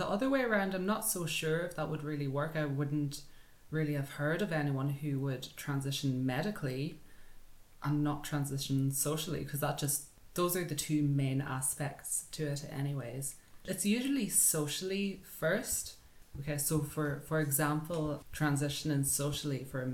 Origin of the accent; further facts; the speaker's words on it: County Donegal, Ireland; I'm from Donegal in Ireland